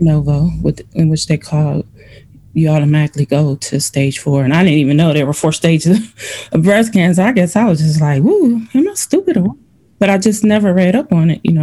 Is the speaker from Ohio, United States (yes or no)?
yes; Cleveland, Ohio, United States; also born or lived in Virginia; now in Illinois, United States; I'm originally from Cleveland, Ohio